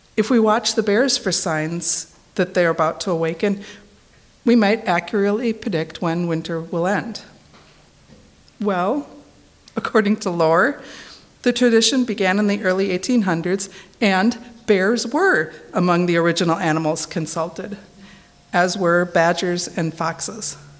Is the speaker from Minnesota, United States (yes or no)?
yes; Minnesota, United States; moved away; I'm originally from Minnesota